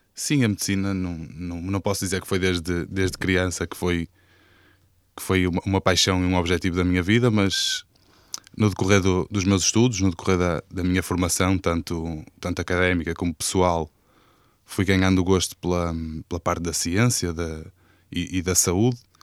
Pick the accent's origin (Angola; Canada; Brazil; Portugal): Portugal; Fânzeres, Porto District; clube da minha terra, que é o, o Grupo Desportivo e Coral de Fanses